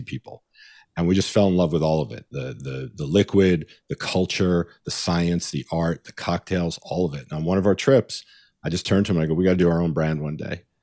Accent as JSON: {"language": "English", "region": "New York", "country": "United States", "tie": "born or raised there", "moved": "as an adult", "lives_now": "Los Angeles, United States", "said": "I grew up in New York and I went to college in upstate New York."}